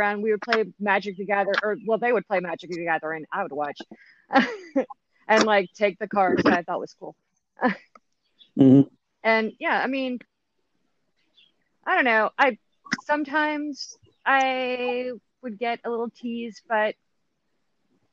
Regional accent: Memphis, Tennessee, United States; I am from Memphis, Tennessee.

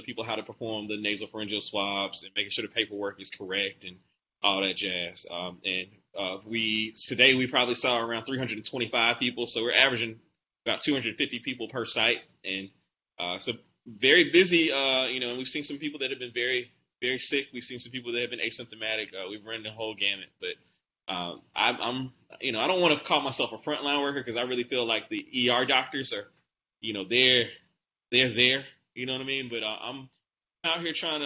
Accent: Atlanta, Georgia, United States; moved away as an adult; now in Nashville, United States; I'm originally from Atlanta, Georgia. I grew up in Atlanta.

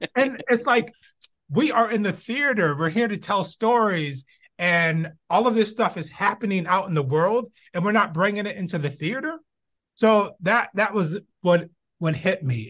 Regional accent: Binghamton, New York, United States; moved away as an adult; now in Los Angeles, United States; I was born in Binghamton, New York, upstate New York. Uh, grew up all my, whew, I think I left in, I was twenty-one years old

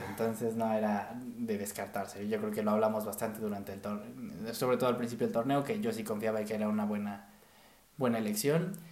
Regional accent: Mexico; como mexicano

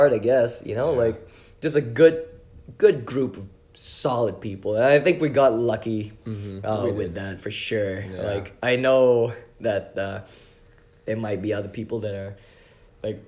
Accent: Malaysia; moved away; Malaysia. That's where I'm from.

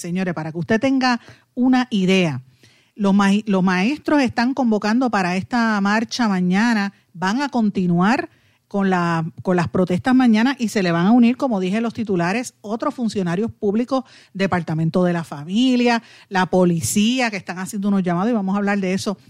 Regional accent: Puerto Rico

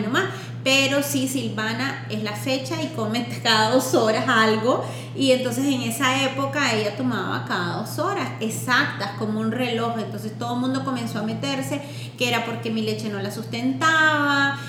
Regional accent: Nicaragua; moved away; also born or lived in Washington, D.C.; yo vengo de Nicaragua

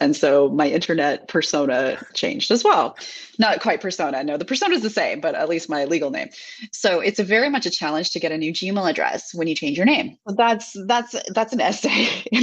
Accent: Seattle, Washington, United States; moved away as an adult; also born or lived in Japan; now in Switzerland; American. I spent 30 years of my life living in the Seattle area, Pacific Northwest of the US. And then almost 5 years ago, I moved abroad for the first time

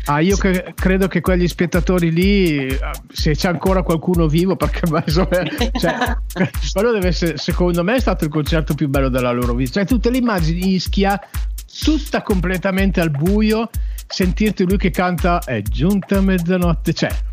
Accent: Uruguay; now in Italy; Io sono nativo, sono uruguaiano, sono nato, ah. nel, su, sono nato nel Sud America da mamma cilena e papà, e papà italiano

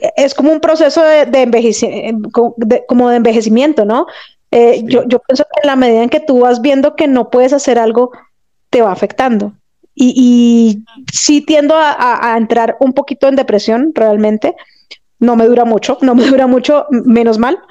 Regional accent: Bogotá, Colombia; yo soy de Bogotá, Colombia

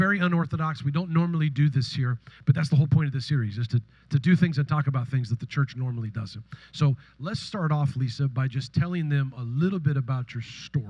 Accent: Northern California, United States; I'm from Northern California

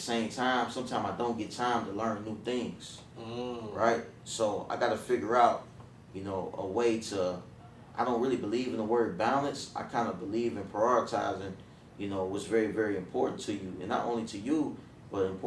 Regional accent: Dayton, Ohio, United States; moved away as an adult; I grew up, you know, I'm from Dayton, Ohio. I came down here for college when I turned 18, fresh 18.

